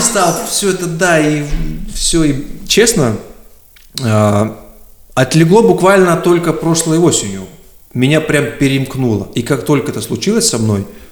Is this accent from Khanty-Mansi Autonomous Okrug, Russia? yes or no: yes; Surgut, Khanty-Mansi Autonomous Okrug, Russia; moved away as an adult; also born or lived in Tyumen; now in Moscow, Russia